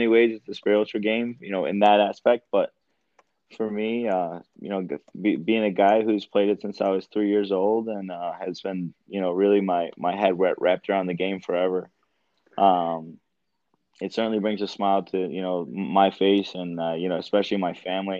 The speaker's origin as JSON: {"language": "English", "area": "Tonawanda Seneca Reservation, near Buffalo", "region": "New York", "country": "United States", "said": "I'm from the Seneca Reservation. It's near Buffalo. It's called Tonawanda, but it's a small one out there."}